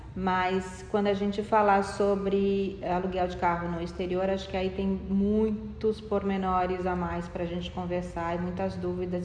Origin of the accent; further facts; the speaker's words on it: São Paulo, Brazil; eu sou de São Paulo